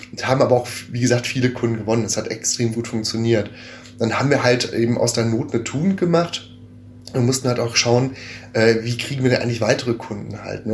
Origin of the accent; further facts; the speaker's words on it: North Rhine-Westphalia, Germany; gebürtigen Ostwestfalen